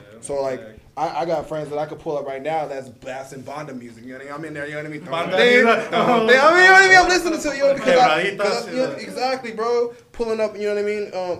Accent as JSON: {"language": "English", "town": "Phoenix", "region": "Arizona", "country": "United States", "tie": "born or raised there", "said": "Growing up in Phoenix"}